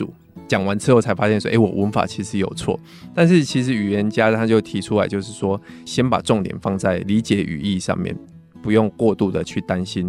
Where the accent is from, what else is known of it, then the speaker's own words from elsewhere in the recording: Taiwan; 但是我知道这个在台湾其实蛮难执行，因为我们其实就没有一个讲英文的环境。